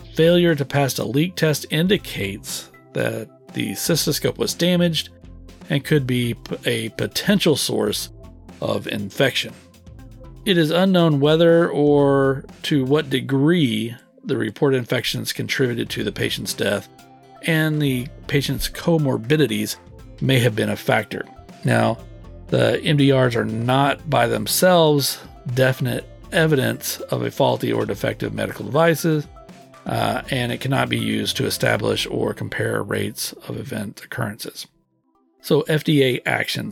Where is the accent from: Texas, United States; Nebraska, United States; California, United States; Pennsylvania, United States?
Texas, United States; I was born and raised in the Lone Star State.